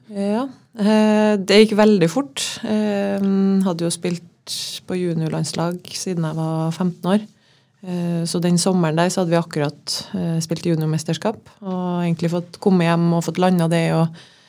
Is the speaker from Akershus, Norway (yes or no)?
no; Trondheim, Trøndelag, Norway; also born or lived in Larvik / Levanger / Denmark; now in Molde, Norway; jeg er jo inntil fra Trondheim. Født i 1990